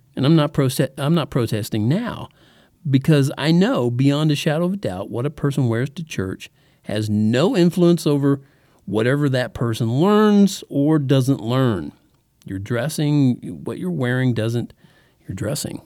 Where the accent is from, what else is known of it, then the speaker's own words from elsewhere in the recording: Texas, United States; also born or lived in El Paso, Texas / Oklahoma; from about the third grade to the twelfth in Texas, that's where we lived